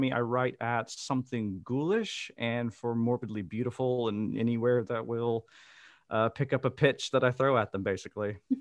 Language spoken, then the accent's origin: English; Mississippi, United States; moved away as an adult; now in Amsterdam, Netherlands; I am originally from Mississippi, And I now live in Amsterdam in the Netherlands.